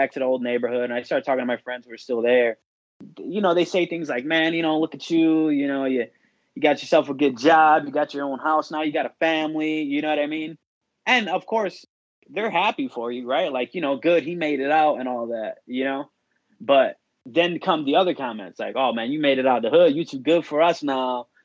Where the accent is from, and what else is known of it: Chicago, Illinois, United States; born or raised there